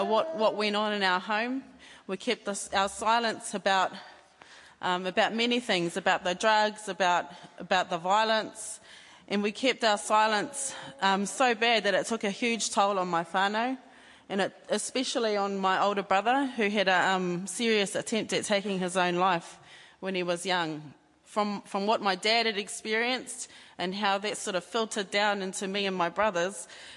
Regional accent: Sydney, New South Wales, Australia; moved away; we grew up in Ahitereiria in Australia, in the big city of Sydney, in Surrey Hills.

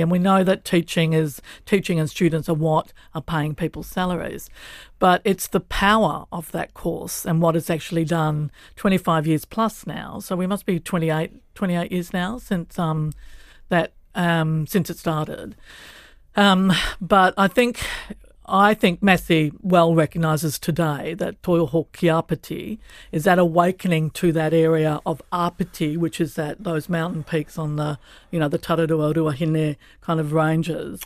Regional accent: Australia; moved away as an adult; also born or lived in Kuku, Horowhenua, New Zealand; now in Island Bay, Wellington, New Zealand; I wasn't Indigenous to Australia, even though we grew up in a rural environment where I knew we were on Pangarang country

